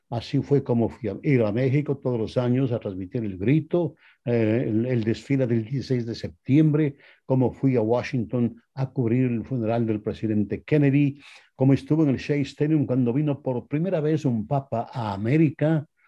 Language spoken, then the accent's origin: Spanish; Quito, Pichincha, Ecuador; moved away as an adult; now in Los Angeles, United States; Yo soy oriundo de Quito, Ecuador.